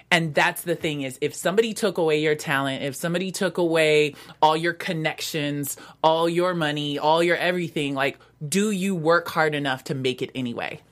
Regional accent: Vancouver, Washington, United States; growing up in Vancouver, Washington

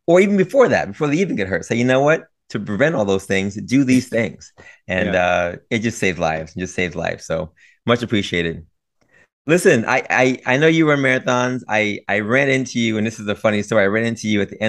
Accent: New York City, New York, United States; being a New Yorker

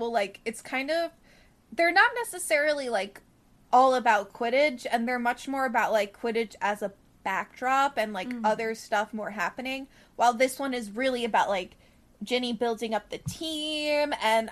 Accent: New York, United States; I grew up in New York

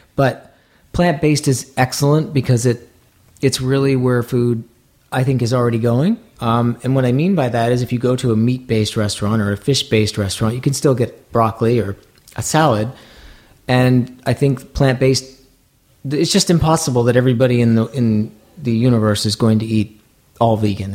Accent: Maine, United States; moved away; I grew up in Maine

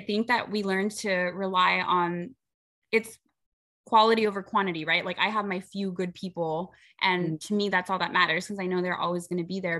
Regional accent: Rio Grande Valley, Texas, United States; we are from the Rio Grande Valley. We are border town girls. We grew up right.

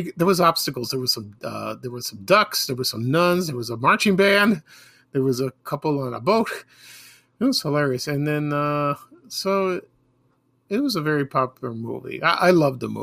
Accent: Chicago, Illinois, United States; when I was growing up in Chicago.

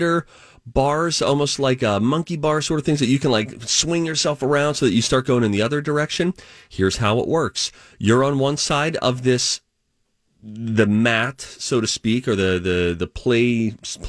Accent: Pittsburgh, Pennsylvania, United States; I'm from Pittsburgh, Pennsylvania

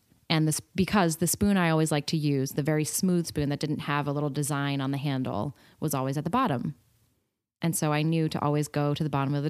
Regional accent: California, United States; I grew up in California.

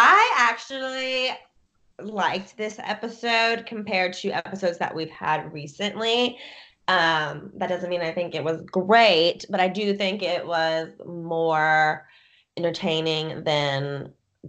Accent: Columbia, Kentucky, United States; She's from my hometown, which is so freaking weird. Columbia, Kentucky. Like, you can't even see it on a map.

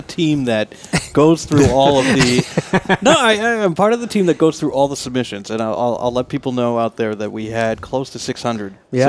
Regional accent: Boston, Massachusetts, United States; I'm from Boston.

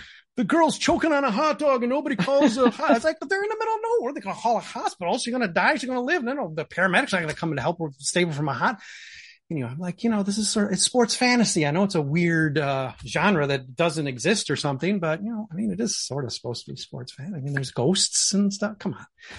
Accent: Chicago, Illinois, United States; of course, we're from Chicago.

